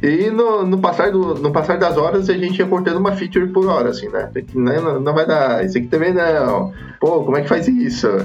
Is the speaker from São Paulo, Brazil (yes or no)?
no; Criciúma, Santa Catarina, Brazil; eu sou, sou de Santa Catarina, nasci, nasci em Criciúma aqui